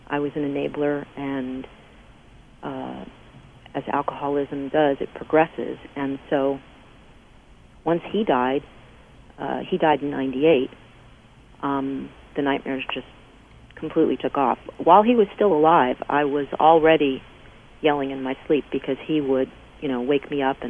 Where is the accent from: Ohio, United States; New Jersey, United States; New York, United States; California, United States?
New Jersey, United States; Paterson; I was born in Paterson, New Jersey, which is known for its silk factories